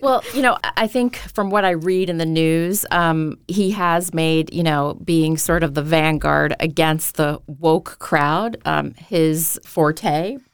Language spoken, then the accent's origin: English; United States; moved away; as an American